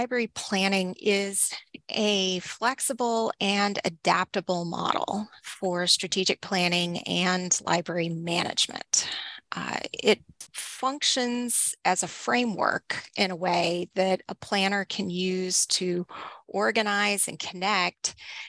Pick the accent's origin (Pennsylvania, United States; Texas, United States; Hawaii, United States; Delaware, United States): Texas, United States; So I grew up in Northeast Texas, and I've been in libraries.